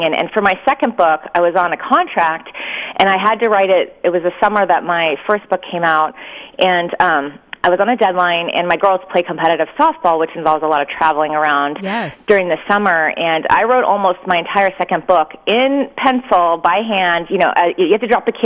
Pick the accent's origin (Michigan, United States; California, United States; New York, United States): California, United States; San Diego; also born or lived in Virginia; I grew up here in San Diego